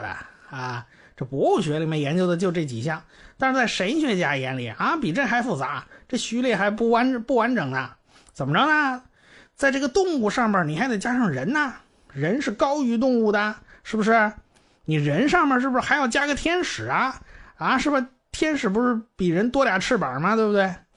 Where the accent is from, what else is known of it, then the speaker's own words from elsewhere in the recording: China; 我们中国人